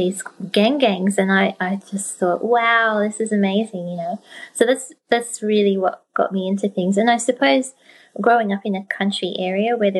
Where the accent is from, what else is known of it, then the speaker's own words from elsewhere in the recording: Gippsland, Victoria, Australia; also born or lived in Melbourne; I grew up in Gippsland in Victoria, Australia, in the country